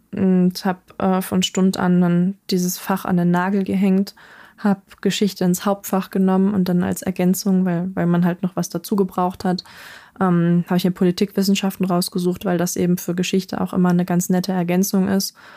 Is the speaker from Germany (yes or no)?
yes; North Rhine-Westphalia, Germany; dann in Nordrhein-Westfalen gelandet. Und da ähm, haben wir uns dann im Grunde genommen auch von dem Dorfleben verabschiedet, sondern sind halt ja ziemlich in die Stadt gezogen